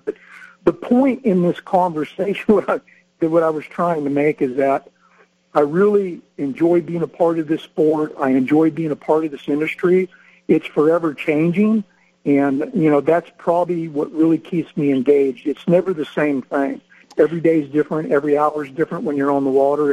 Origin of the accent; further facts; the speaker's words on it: Northern California, United States; I grew up in Northern California hunting and fishing